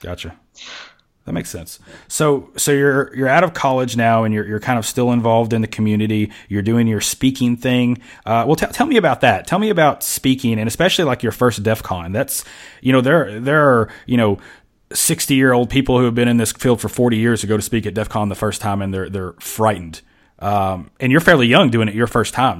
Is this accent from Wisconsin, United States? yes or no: no; Kentucky, United States; now in Georgia, United States; I'm from Kentucky